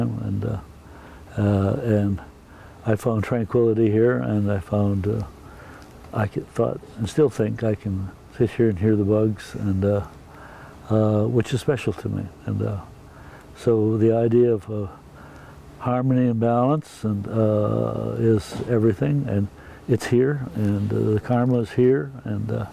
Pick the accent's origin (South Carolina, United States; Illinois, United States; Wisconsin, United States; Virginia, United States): Wisconsin, United States; moved away as an adult; also born or lived in San Francisco; now in Oregon, United States; a long time ago, I came from Wisconsin